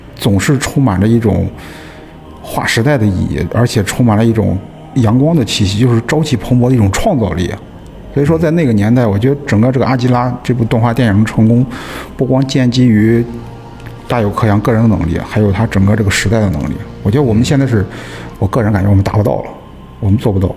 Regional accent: Qingdao, Shandong, China; 然后青岛人，我们青岛人自己给它拆掉了

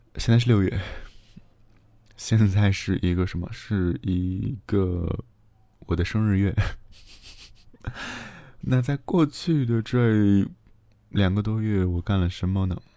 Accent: Xi'an, Shaanxi, China; 从小在西安长大

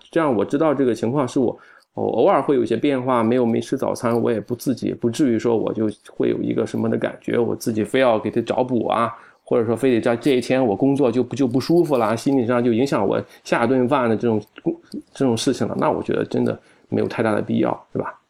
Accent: Shandong, China; 我们山东人

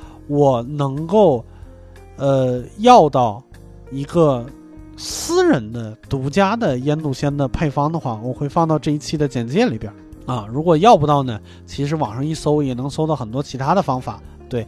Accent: northern China, China; moved away; 作为一个北方人，

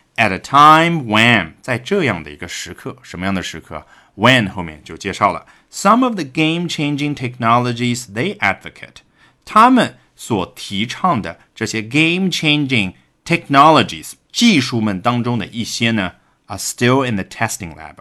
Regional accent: China; 我们中国人俗称的叉五

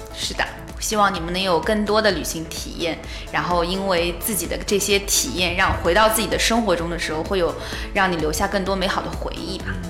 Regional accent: China; 我们是从，呃，中国来的

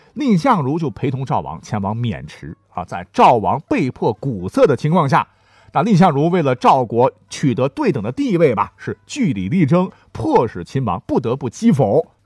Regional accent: Northwest China, China; 大家伙儿都知道我西北人

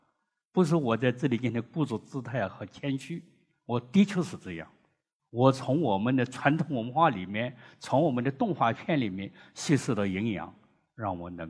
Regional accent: China; 我们中国人

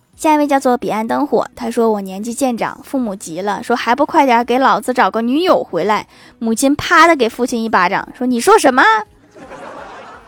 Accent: Northeast China, China; 我们东北人

